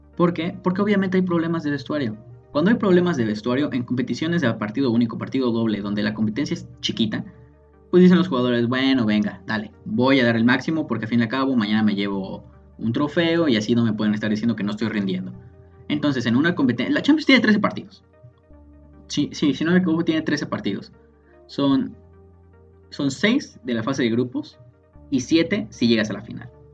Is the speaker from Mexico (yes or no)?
yes; Mexico; nosotros como mexicanos, como estudiantes